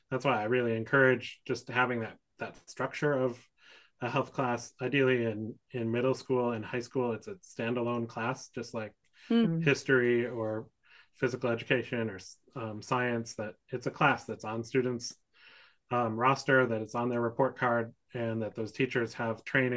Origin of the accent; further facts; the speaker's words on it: Wisconsin, United States; now in San Francisco, United States; I grew up in Wisconsin and went to middle school and high school